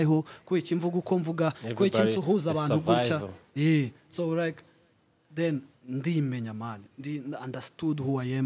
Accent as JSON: {"language": "English", "region": "Kigali", "country": "Rwanda", "also_born_or_lived": "Turkey", "moved": "yes", "said": "I've always identified myself as a Muslim from Nyamirambo"}